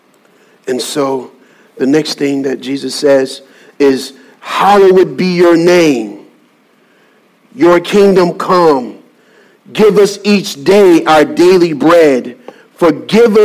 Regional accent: Birmingham, Alabama, United States; now in Salisbury, United States; I'm from Birmingham, Alabama.

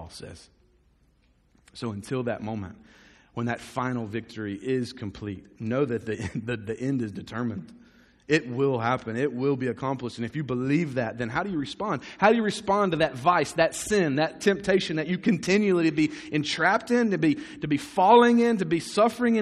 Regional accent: United States

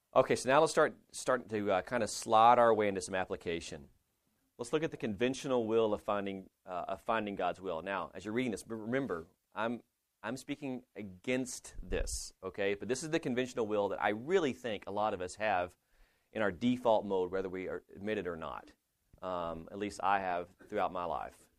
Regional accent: Lubbock, Texas, United States; I'm from Lubbock

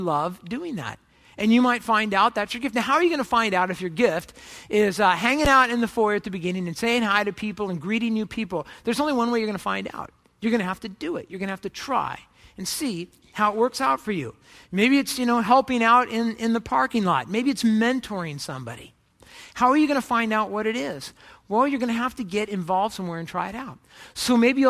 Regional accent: Orange County, California, United States; I grew up in Orange County, California

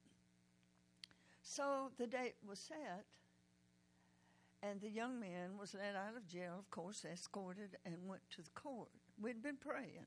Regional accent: Decatur, Georgia, United States; also born or lived in Oklahoma; I'm from Decatur, Georgia

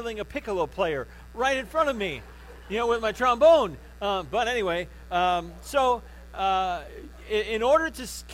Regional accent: Crown Point, Indiana, United States; I grew up in Crown Point

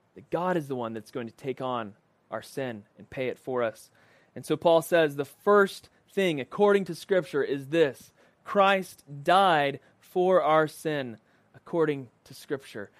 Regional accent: United States

